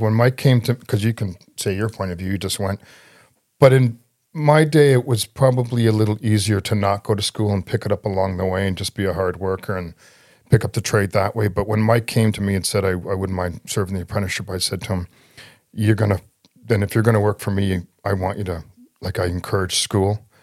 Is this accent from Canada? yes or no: yes; Toronto, Ontario, Canada; I was raised in Scarborough